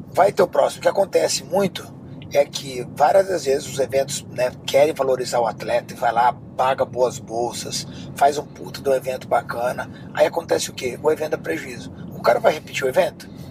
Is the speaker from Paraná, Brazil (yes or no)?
no; Rio de Janeiro, Brazil; now in Miami, United States